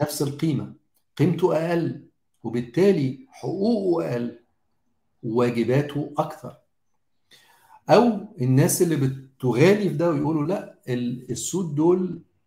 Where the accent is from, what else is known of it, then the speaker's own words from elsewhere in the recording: Egypt; احنا كمجتمع مصري